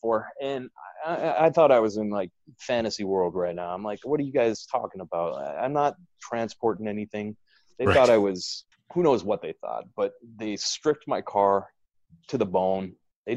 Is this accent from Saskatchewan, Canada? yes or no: yes; Regina, Saskatchewan, Canada; moved away as an adult; now in Chicago, United States; I'm from Regina